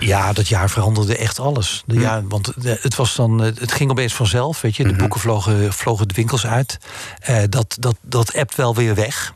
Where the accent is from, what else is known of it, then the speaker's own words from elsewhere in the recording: Netherlands; moved away as an adult; also born or lived in France; als Nederlander